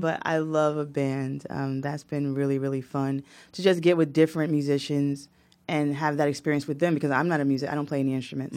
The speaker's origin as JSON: {"language": "English", "town": "Newark", "region": "New Jersey", "country": "United States", "tie": "born or raised there", "said": "I was born in Newark, New Jersey, same hospital as Shaquille O'Neal."}